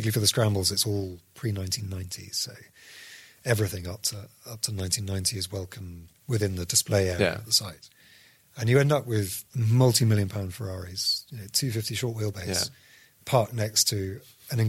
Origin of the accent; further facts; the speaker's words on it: United Kingdom; we're British